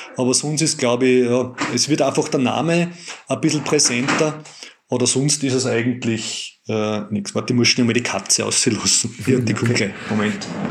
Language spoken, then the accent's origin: German; Austria; wir als Österreicher